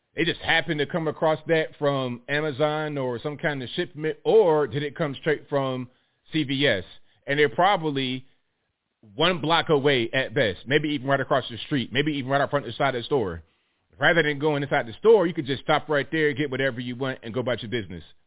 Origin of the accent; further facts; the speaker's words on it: Virginia, United States; I'm from Virginia